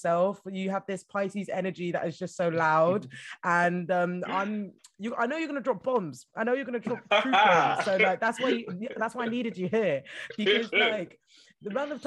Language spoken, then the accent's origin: English; Scotland, United Kingdom; accent: Scottish; my full Scottish accent